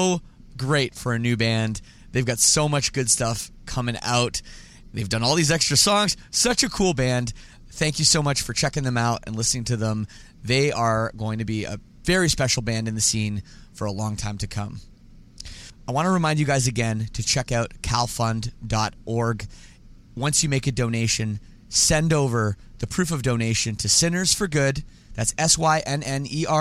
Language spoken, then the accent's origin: English; Canada; I'm Canadian